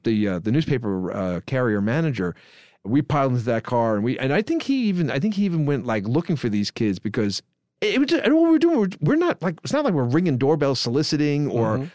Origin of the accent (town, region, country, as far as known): New York City, New York, United States; born or raised there